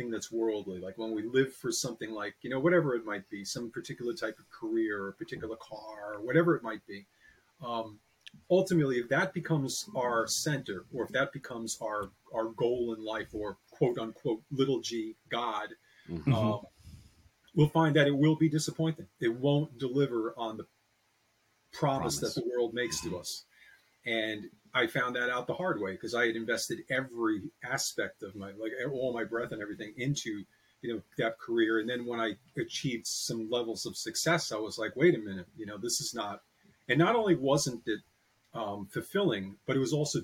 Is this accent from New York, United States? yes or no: yes; Piermont, New York, United States; I'm from New York. I was born in Piermont, New York, which is just about 14 miles north of Manhattan